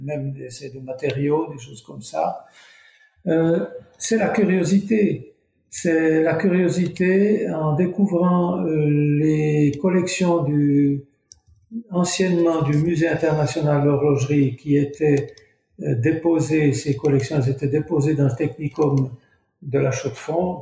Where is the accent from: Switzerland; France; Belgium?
Switzerland; Couvet, Neuchâtel; je suis natif du Val de Travers, donc très près de Fleurier, à, dans le village de Couvet